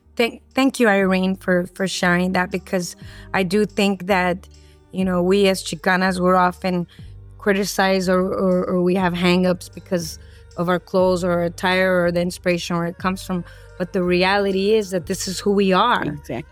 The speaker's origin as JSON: {"language": "English", "town": "Los Angeles", "region": "California", "country": "United States", "tie": "born or raised there", "said": "I grew up here in City Terrace. I grew up around the cholos and the cholas, and this is my neighborhood."}